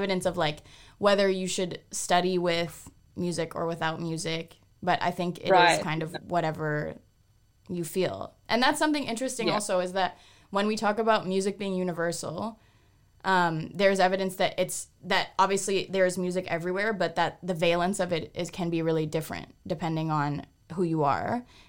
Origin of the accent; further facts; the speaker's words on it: Toronto, Ontario, Canada; I listen to … because I'm from Toronto.